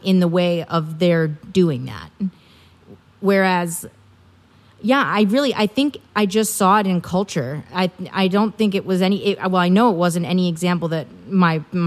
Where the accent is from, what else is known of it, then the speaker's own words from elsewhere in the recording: Milwaukee, Wisconsin, United States; moved away; I'm originally from Wisconsin